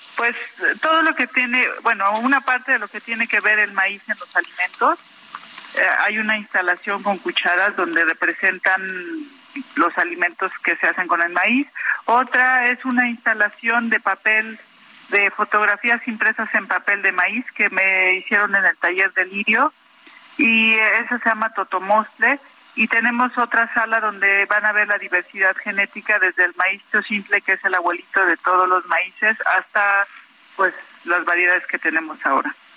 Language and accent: Spanish; Tlaxcala, Mexico; yo soy de Tlaxcala